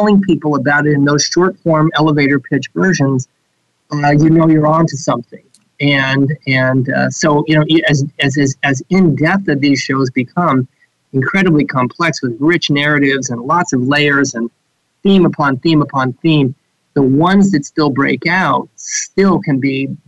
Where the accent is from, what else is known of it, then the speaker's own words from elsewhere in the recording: Marin County, California, United States; I grew up in Marin County